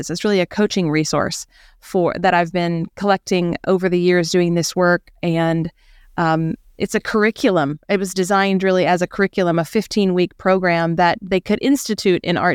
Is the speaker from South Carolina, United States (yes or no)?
yes; rural South Carolina, United States; we had this historic home in rural south carolina